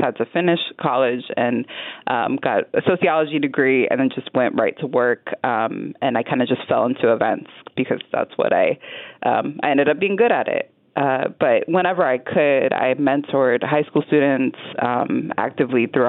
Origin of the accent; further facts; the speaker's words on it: Washington, District of Columbia, United States; also born or lived in San Diego; now in Las Vegas, United States; I grew up in Washington, D.C., which is a very international city